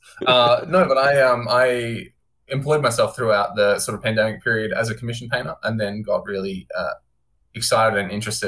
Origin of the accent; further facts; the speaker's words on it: Warrnambool, Victoria, Australia; also born or lived in Queensland; now in Melbourne, Australia; I've been living in Melbourne for the last 10 years, sort of. Australian boy, traveled around a bit while I was born in Warrnambool Hospital